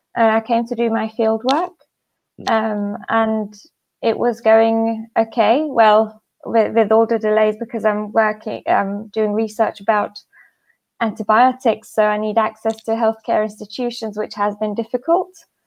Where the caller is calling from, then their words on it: Istanbul, Turkey; I'm calling in from Istanbul, Turkey.